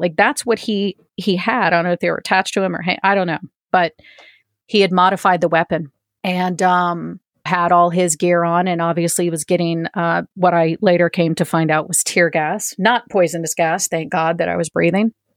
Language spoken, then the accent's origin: English; East Coast, United States; moved away; also born or lived in Denver; I am originally from the East Coast